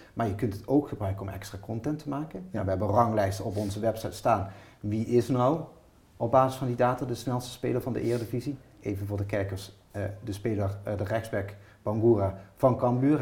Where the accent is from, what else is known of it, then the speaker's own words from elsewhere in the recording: Maastricht, Limburg, Netherlands; ik kom uit de andere kant van het land, ik kom uit Maastricht